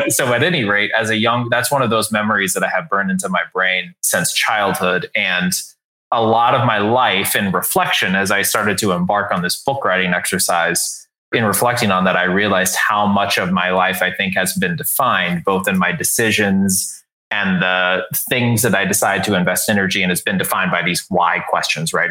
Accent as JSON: {"language": "English", "town": "San Antonio", "region": "Texas", "country": "United States", "tie": "born or raised there", "said": "I grew up in San Antonio, Texas"}